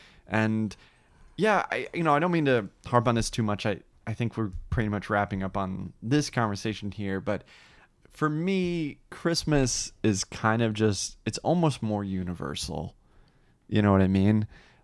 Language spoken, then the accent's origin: English; New Jersey, United States; He lives out in Seattle now, but he was a great friend of mine when I grew up in New Jersey.